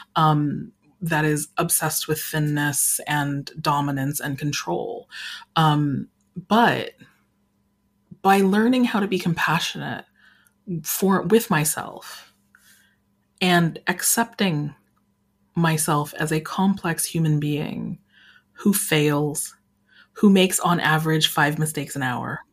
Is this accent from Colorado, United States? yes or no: yes; Colorado Springs, Colorado, United States; I grew up in Colorado Springs, Colorado